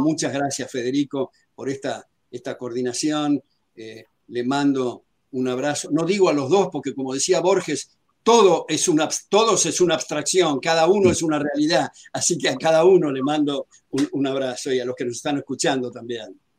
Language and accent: Spanish; Argentina; yo soy afroargentino